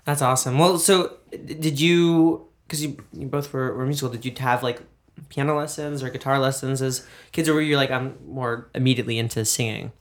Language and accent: English; New York, United States; being a New Yorker.